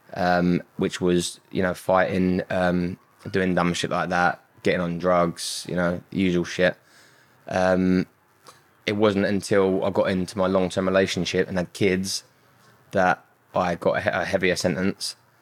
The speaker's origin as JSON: {"language": "English", "region": "London", "country": "United Kingdom", "tie": "born or raised there", "said": "I grew up in Southeast London."}